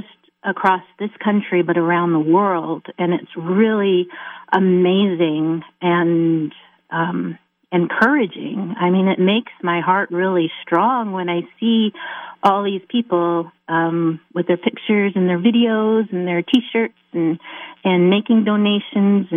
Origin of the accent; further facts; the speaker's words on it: South Dakota, United States; also born or lived in Maryland; now in Big Stone Gap, United States; I live in Big Stone Gap, Virginia, and I'm originally from South Dakota